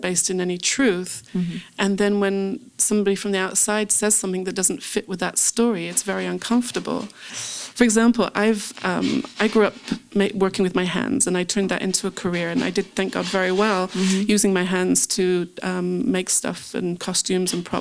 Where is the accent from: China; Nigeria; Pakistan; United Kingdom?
United Kingdom; England; moved away as an adult; also born or lived in California / Jerusalem; I grew up in England, and when I first moved to California to work in the movie business